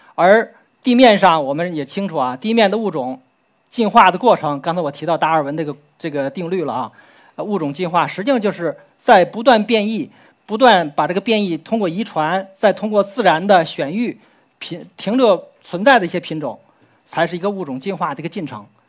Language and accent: Chinese; China; 我们中国人